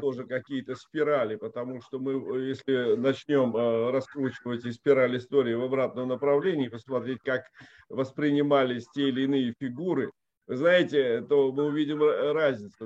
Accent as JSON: {"language": "Russian", "town": "Riga", "country": "Latvia", "tie": "born or raised there", "moved": "as an adult", "said": "я вот, например, рижанин. Я 17 лет родился и прожил в Латвии"}